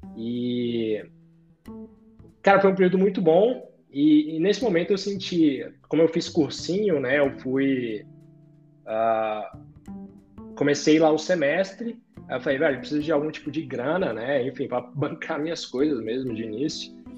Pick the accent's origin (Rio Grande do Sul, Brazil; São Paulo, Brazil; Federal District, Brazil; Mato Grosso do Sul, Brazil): Federal District, Brazil; Brasília; Nascido e criado por aqui mesmo.